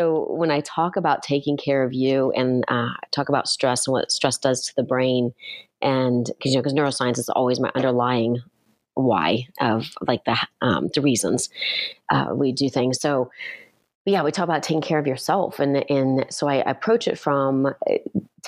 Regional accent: Ohio, United States; moved away; I grew up in Ohio

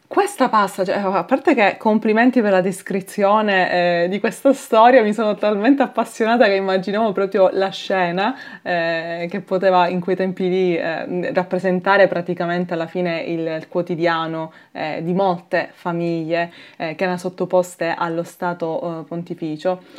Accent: Palermo, Sicily, Italy; da palermitana

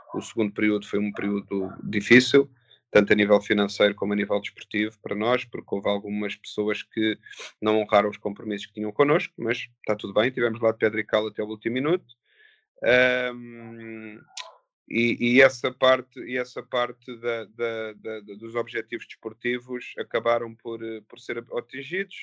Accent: Queluz, Lisbon, Portugal; nasci e criado em Queluz, no bairro 1 de Maio

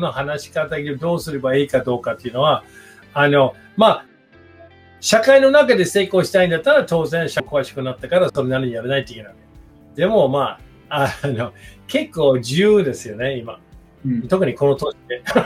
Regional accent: United States; Japanese is a second language; moved away as an adult; now in Japan

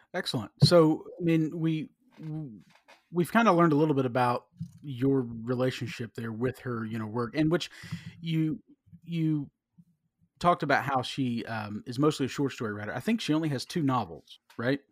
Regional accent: South Carolina, United States; I'm from South Carolina

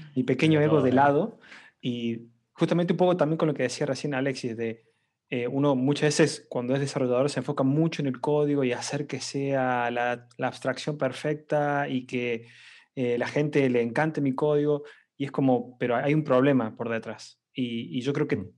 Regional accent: Córdoba, Argentina; soy argentino eh, y bueno, estoy trabajando actualmente como Product Manager en una compañía llamada FreeNow. Em, no soy eh, de Buenos Aires, muchos argentinos son de Buenos Aires, no, yo soy de Córdoba

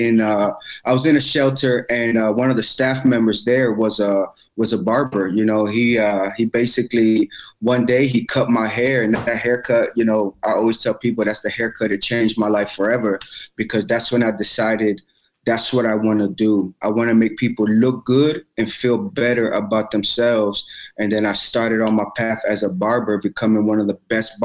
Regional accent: Maryland, United States; I'm from Maryland, and I own the Art of SMP

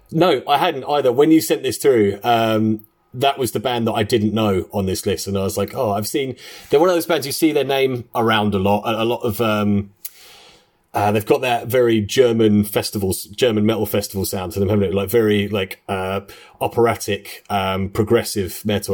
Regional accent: London, United Kingdom; we are three guys from London. We uh, have grown up together

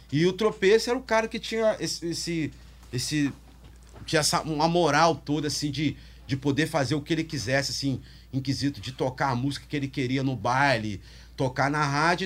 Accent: Barra Mansa, Rio de Janeiro, Brazil; also born or lived in Espírito Santo; now in Vitória, Brazil; eu morava no interior do Rio, né? Eu vim lá de Barra Mansa, nasci lá

